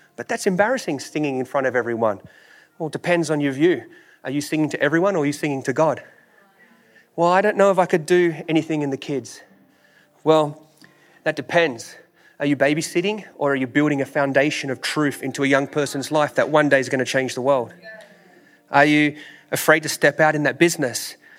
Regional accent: Australia; moved away; I'm from Australia

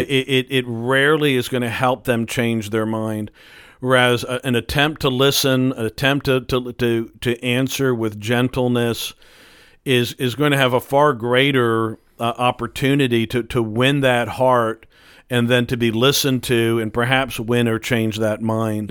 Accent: United States; we are so American

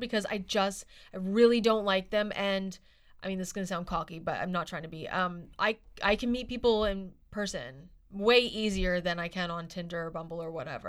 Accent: Halifax, Nova Scotia, Canada; now in Vancouver, Canada; I am from Halifax and I know people there

